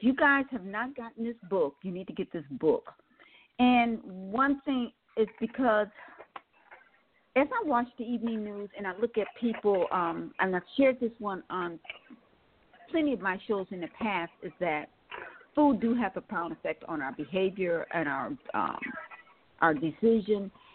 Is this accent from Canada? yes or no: no; Milwaukee, Wisconsin, United States; now in Atlanta, United States; I now live in mm-hmm. Atlanta, Georgia, and I'm from Milwaukee, Wisconsin.